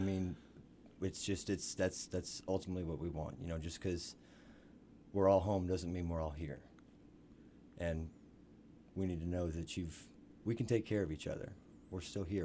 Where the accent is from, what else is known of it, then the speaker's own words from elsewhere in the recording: Missouri, United States; grew up in Marshland, Missouri.